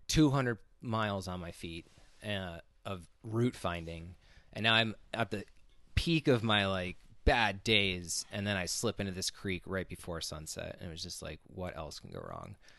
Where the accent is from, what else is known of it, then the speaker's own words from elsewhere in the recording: Connecticut, United States; now in Los Angeles, United States; my home state, Connecticut